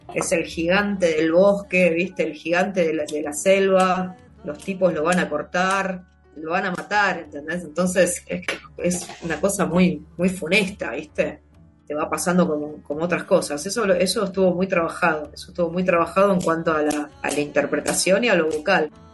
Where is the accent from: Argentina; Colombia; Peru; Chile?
Argentina; Buenos Aires Province; yo nací en, yo soy, yo soy bonaerense, soy el conurbano bonaerense